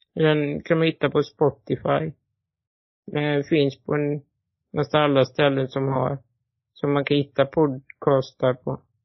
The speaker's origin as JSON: {"language": "Swedish", "town": "Borås", "region": "Västra Götaland", "country": "Sweden", "tie": "born or raised there", "said": "född i Borås"}